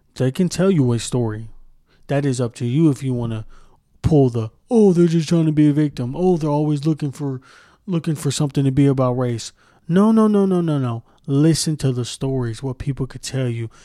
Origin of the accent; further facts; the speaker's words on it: Moore, Oklahoma, United States; I grew up in Moore, Oklahoma